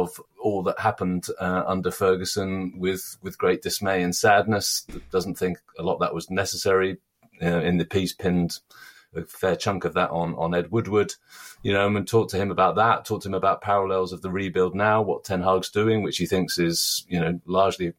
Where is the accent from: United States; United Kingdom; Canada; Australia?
United Kingdom; England; accent: Sassenach; my Sassanac accent